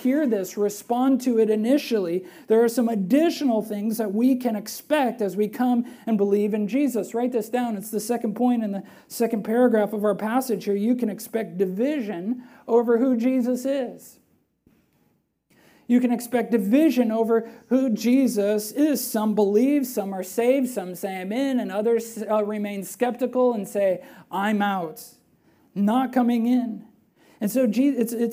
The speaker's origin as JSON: {"language": "English", "town": "Belmont", "region": "Wisconsin", "country": "United States", "tie": "born or raised there", "also_born_or_lived": "Platteville, Wisconsin", "said": "I was born in Platteville, Wisconsin, but raised in Belmont."}